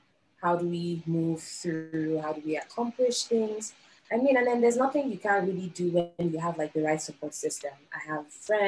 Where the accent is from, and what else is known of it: Nigeria; moved away as an adult